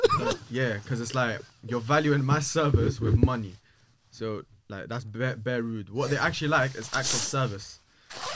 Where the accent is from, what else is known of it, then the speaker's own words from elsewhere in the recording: United Kingdom; I've been saying I'm British for all my life.